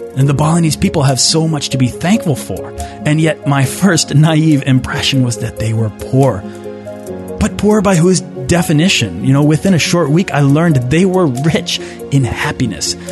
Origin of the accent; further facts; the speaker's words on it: Boston, Massachusetts, United States; I'm from Boston